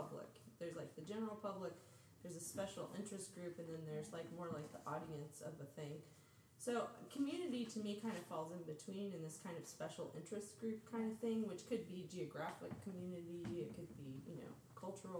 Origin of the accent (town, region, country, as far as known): Springfield, Missouri, United States; moved away; also born or lived in St. Louis / Berlin